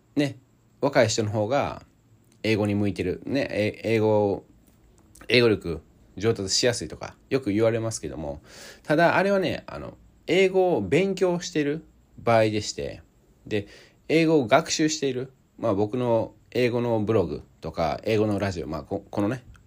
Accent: Osaka, Japan; 出身大阪なんですけども

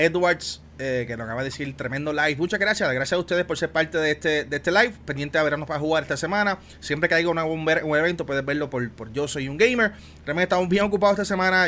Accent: Puerto Rico; especialmente el área sur de Puerto Rico, donde yo soy, de Juanadía, de Ponce

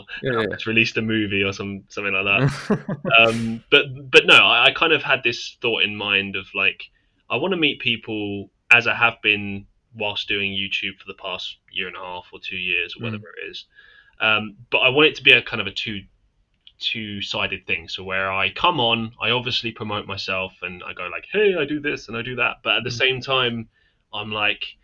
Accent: United Kingdom; I'm from the UK.

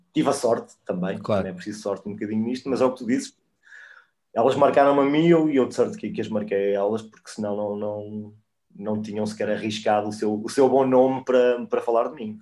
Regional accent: Coimbra, Centro, Portugal; eu cresci no Olivais

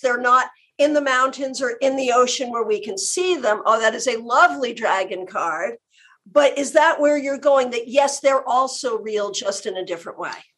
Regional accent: New England, United States; now in Florida, United States; I'm from New England, I live in Florida.

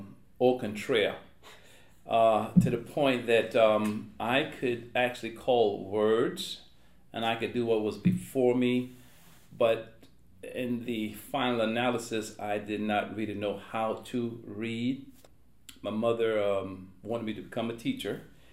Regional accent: North Charleston, South Carolina, United States; I grew up in the community called Liberty Hill in North Charleston High School, right off of East Montague Avenue.

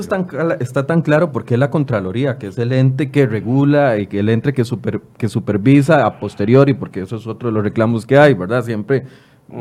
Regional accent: Costa Rica; al final somos todos los costarricenses

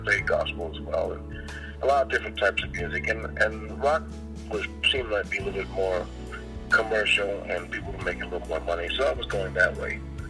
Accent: Los Angeles, California, United States; also born or lived in Spokane, Washington / New Orleans / San Francisco; Well, I was born in Spokane, Washington, and I was raised in three cities, New Orleans, San Francisco, and Los Angeles. I probably will spend the most amount of time in L.A. and all my schooling. In Los Angeles.

